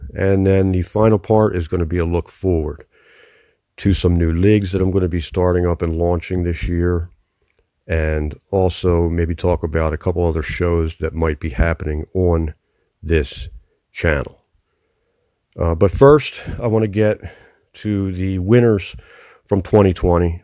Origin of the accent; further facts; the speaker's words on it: Philadelphia, Pennsylvania, United States; accent: Philadelphia; I'm from Philadelphia, born and raised here, still live within the city limits here.